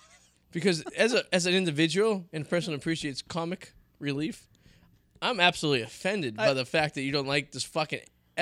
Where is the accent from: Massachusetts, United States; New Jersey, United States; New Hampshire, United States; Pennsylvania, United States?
Massachusetts, United States; Revere; Goes, where are you from? I go, Boston. He's like, you don't know, but where, though? I go, Revere.